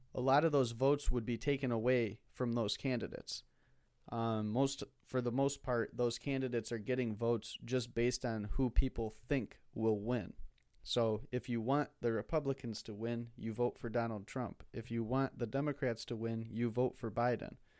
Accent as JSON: {"language": "English", "country": "United States", "said": "as an American"}